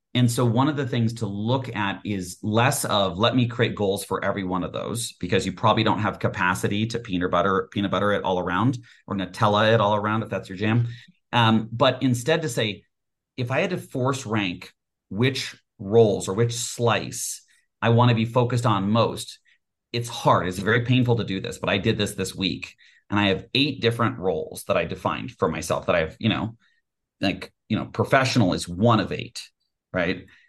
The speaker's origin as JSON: {"language": "English", "region": "Colorado", "country": "United States", "tie": "born or raised there", "also_born_or_lived": "Texas", "said": "I was born in Texas, grew up in Colorado"}